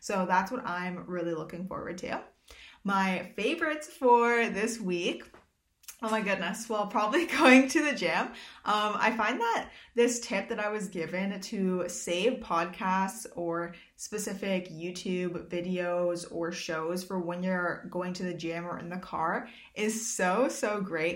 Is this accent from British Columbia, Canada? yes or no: no; Swan Lake First Nation, Manitoba, Canada; I'm Bear Clan from Swan Lake First Nation